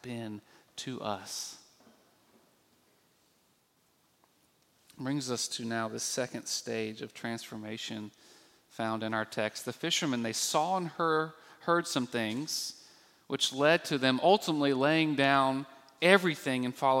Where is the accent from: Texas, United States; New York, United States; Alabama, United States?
Alabama, United States; Birmingham; I grew up in Birmingham, Alabama, the Deep South